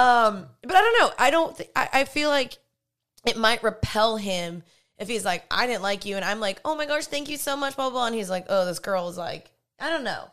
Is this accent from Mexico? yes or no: no; the South, United States; growing up in the South